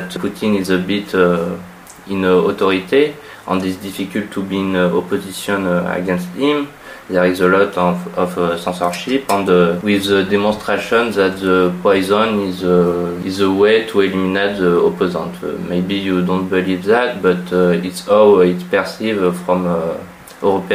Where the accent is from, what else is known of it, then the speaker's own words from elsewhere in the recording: France; English is a second language; I am from France